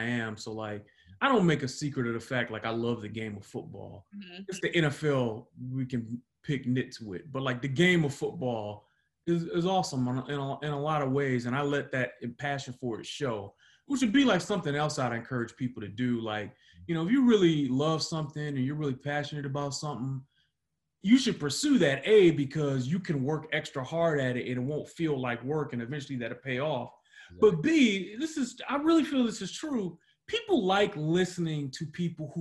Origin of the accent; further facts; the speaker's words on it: Detroit, Michigan, United States; moved away; I grew up in Detroit